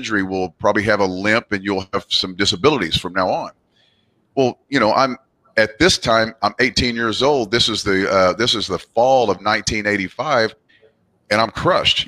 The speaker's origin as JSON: {"language": "English", "region": "Southwest Missouri", "country": "United States", "tie": "born or raised there", "moved": "yes", "lives_now": "Oklahoma City, United States", "said": "I'm originally from Southwest Missouri"}